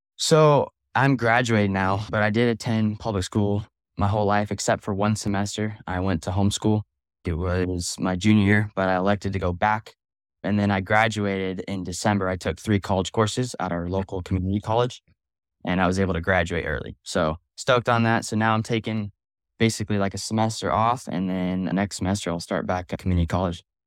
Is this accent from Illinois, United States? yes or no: no; Simi Valley, California, United States; I'm from Simi Valley, California